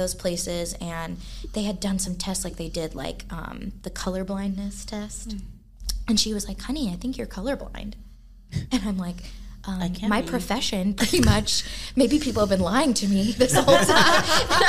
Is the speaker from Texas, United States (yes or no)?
yes; Dallas, Texas, United States; moved away as an adult; also born or lived in Fort Worth; I'm grew up in Dallas